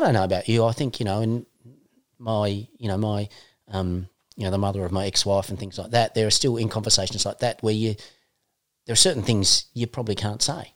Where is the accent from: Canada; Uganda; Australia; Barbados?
Australia; Northern Tasmania; We're both from Northern Tassie